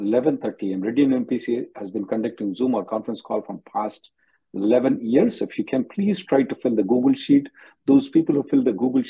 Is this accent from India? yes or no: yes; India; Now, I'm an Indian working as a faculty in India.